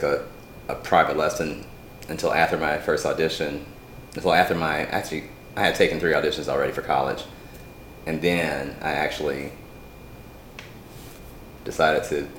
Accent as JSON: {"language": "English", "town": "Atlanta", "region": "Georgia", "country": "United States", "tie": "born or raised there", "also_born_or_lived": "Louisville, Kentucky", "said": "yeah I grew up in Atlanta"}